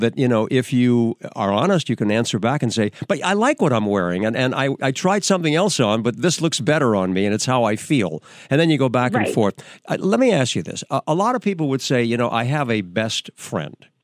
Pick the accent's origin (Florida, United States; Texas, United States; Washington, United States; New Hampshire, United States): New Hampshire, United States; back in my hometown in New Hampshire, I was 16 years old.